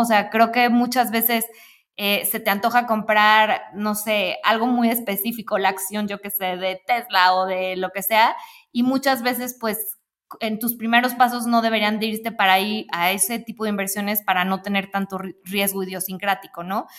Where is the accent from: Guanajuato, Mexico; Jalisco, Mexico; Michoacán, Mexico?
Jalisco, Mexico; Guadalajara; moved away as an adult; now in Mexico City, Mexico; yo soy de Guadalajara